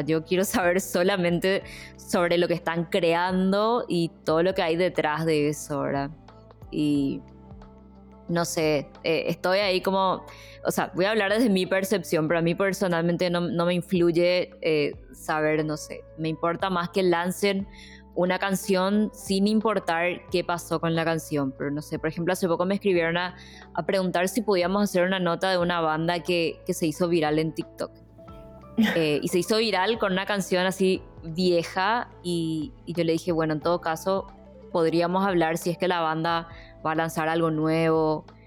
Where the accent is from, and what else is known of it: Paraguay